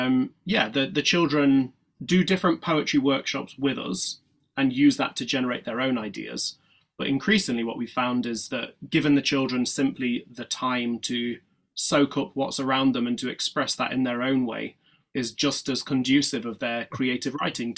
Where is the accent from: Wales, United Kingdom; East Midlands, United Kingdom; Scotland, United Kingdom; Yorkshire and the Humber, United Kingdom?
Yorkshire and the Humber, United Kingdom; also born or lived in East London; now in London, United Kingdom; I was born in Yorkshire, so in the north of England, and now all of my work is based in East London.